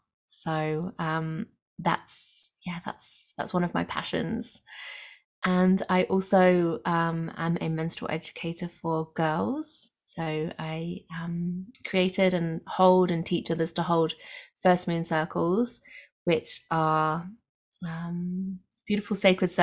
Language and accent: English; Nottingham, East Midlands, United Kingdom; now in Australia; I'm coming from the Southern Highlands, south of Sydney in Australia today. I'm from the UK originally, from Nottingham.